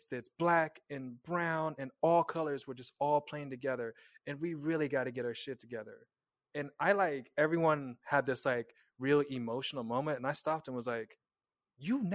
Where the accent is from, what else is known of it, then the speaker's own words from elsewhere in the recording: Kansas, United States; moved away; I'm from Kansas. We were very, very, very, very tightly wrapped in the Bible Belt